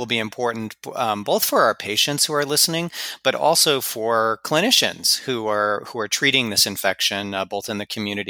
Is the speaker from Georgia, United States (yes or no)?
no; Los Angeles, California, United States; My hometown.